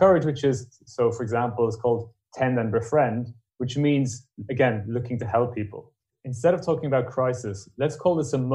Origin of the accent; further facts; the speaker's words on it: Ireland; being Irish